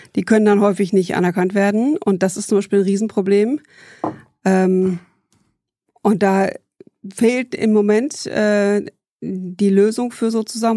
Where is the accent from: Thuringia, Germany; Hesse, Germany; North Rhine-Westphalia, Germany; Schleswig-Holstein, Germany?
North Rhine-Westphalia, Germany; Bielefeld; also born or lived in Heidelberg / Dortmund; Aufgewachsen bin ich äh, in Bielefeld